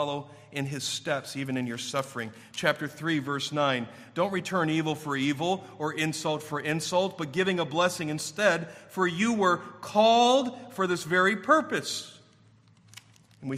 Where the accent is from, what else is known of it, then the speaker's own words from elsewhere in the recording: Warren, Michigan, United States; when I grew up in Warren back in the 70s